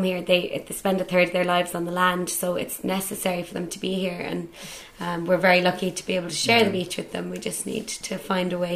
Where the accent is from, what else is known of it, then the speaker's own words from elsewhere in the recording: Bandon, County Cork, Ireland; now in London, United Kingdom; Yeah, I'm from Bandon.